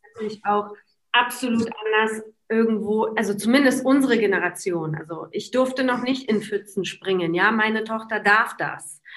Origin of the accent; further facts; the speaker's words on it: Poland; moved away; selber als Polen